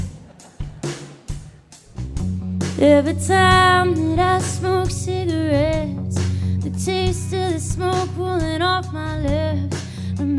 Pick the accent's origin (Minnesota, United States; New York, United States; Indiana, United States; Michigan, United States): Minnesota, United States; moved away as an adult; now in Nashville, United States; we're all from Minnesota